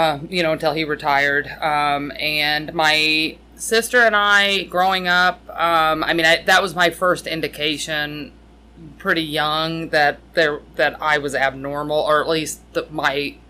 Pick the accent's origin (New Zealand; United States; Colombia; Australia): United States; Madison, Indiana; moved away; I grew up in Madison, Indiana.